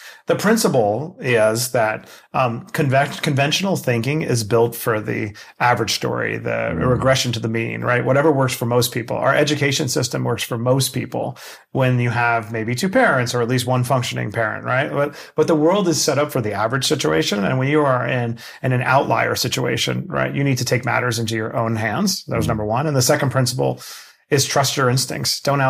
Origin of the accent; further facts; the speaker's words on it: Queens, New York, United States; I grew up in Queens, New York, very poor, living on government cheese and taking care of my mother